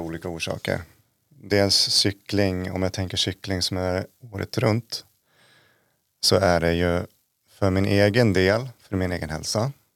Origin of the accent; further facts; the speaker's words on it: Uppsala, Uppsala County, Sweden; moved away as an adult; also born or lived in Jämtland Härjedalen; now in Jämtland, Sweden; jag är från Uppsala från början, flyttade hit 2015